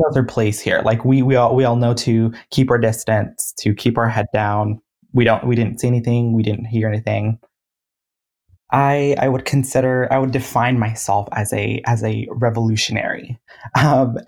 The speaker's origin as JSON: {"language": "English", "town": "Sacramento", "region": "California", "country": "United States", "said": "I am from South Sacramento, California"}